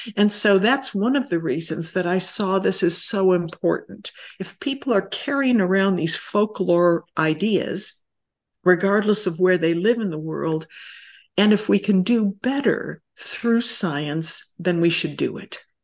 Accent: rural upstate New York, United States; moved away; I grew up in rural upstate New York

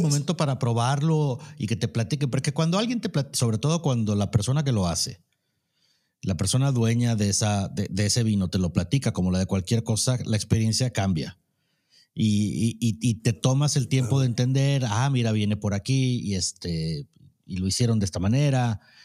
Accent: Mexico; somos mexicanos

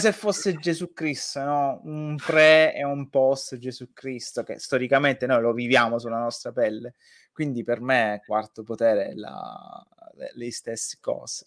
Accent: Sicily, Italy; io sono nato in un paesino di, della provincia siciliana

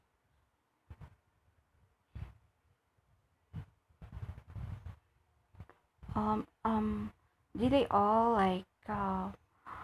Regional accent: Malolos, Central Luzon, Philippines; I'm from Bulacan, Malolos, Bulacan

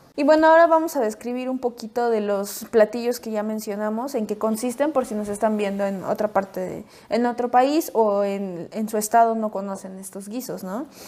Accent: Puebla, Mexico; nosotros somos de Puebla

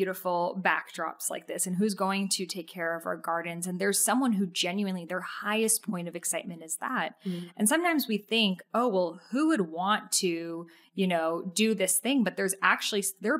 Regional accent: near Salem, Massachusetts, United States; I grew up near Salem, Massachusetts

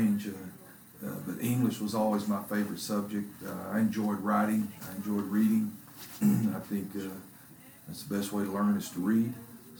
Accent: Kerens, Texas, United States; now in Corsicana, United States; I grew up in Kearns.

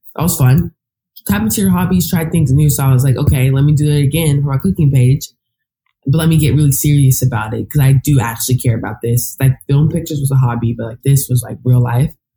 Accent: Texas, United States; moved away as an adult; now in New York, United States; I worked at this lifetime in my hometown

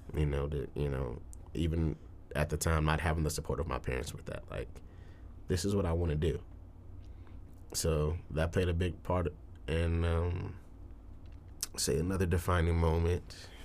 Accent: Detroit, Michigan, United States; now in Tulsa, United States; I am originally from Detroit, Michigan, born and raised

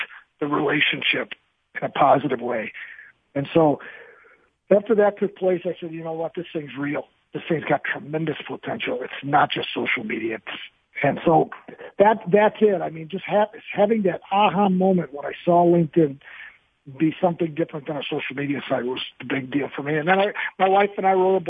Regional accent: Milwaukee, Wisconsin, United States; I'm from Milwaukee, Wisconsin

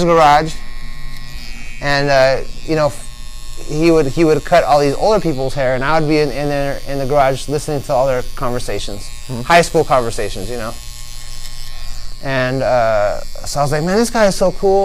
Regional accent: La Habra, California, United States; I grew up in La Habra at a place off a street called Pinehurst

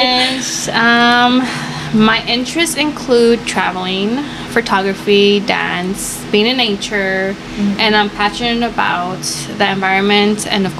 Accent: Los Angeles, California, United States; I am Mexican-American, born and raised in South LA.

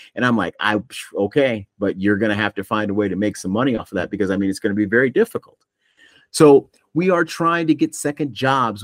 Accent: Buffalo, New York, United States; I grew up back in Buffalo

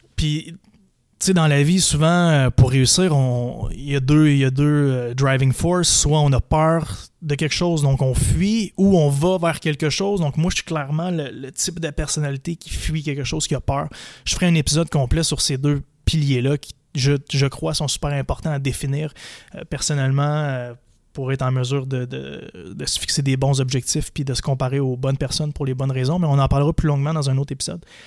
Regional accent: Percé, Quebec, Canada; now in Montreal, Canada; Je suis né à Montréal. À l'âge de 4 ans, j'ai déménagé dans un petit village en Gaspésie qui s'appelle Percé.

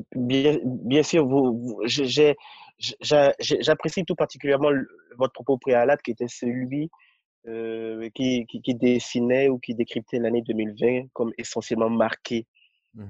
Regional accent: Benin; also born or lived in Cotonou / Paris; je suis béninois

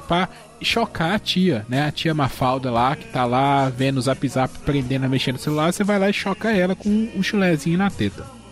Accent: Minas Gerais, Brazil; eu sou mineiro.

